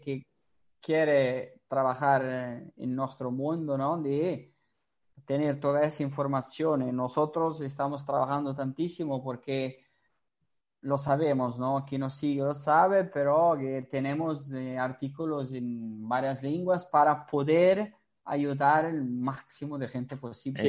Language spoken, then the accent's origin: Spanish; Portugal; Spanish is a second language; now in Italy; yo soy portugués, entonces, como soy portugués, trabajo en Italia